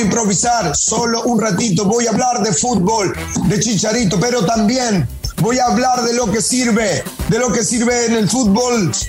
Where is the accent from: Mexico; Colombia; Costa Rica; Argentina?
Argentina; somos argentinos